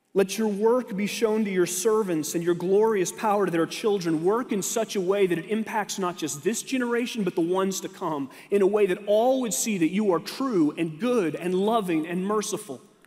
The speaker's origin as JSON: {"language": "English", "region": "Texas", "country": "United States", "tie": "born or raised there", "moved": "yes", "said": "I had to go back to Texas, my home state"}